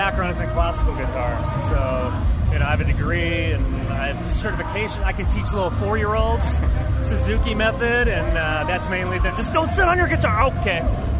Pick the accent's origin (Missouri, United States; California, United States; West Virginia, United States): California, United States; Escondido; also born or lived in Washington, D.C. / Whittier; now in Santa Cruz, United States; No. Oh. I grew up in Escondido in North County, San Diego.